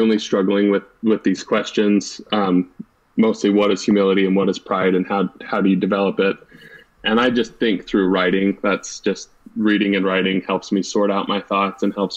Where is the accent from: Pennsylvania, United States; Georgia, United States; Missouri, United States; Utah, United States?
Utah, United States; Lindon; moved away as an adult; also born or lived in Ventura, California; now in Cambridge, United States; I grew up in Linden, Utah and went to Pleasant Grove High School